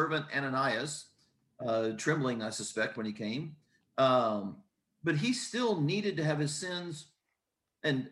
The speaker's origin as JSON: {"language": "English", "region": "Southern Indiana", "country": "United States", "said": "where I'm from, in Southern Indiana"}